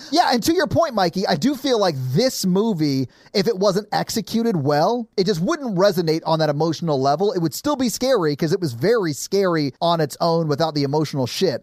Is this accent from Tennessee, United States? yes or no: yes; Nashville, Tennessee, United States; I grew up in South Nashville